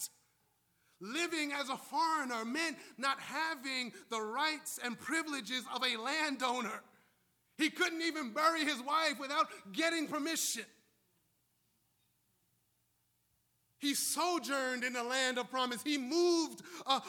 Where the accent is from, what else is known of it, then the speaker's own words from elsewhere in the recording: New York City, New York, United States; now in Washington, D.C., United States; I'm from New York City. I'm from Brooklyn. I now live in D.C.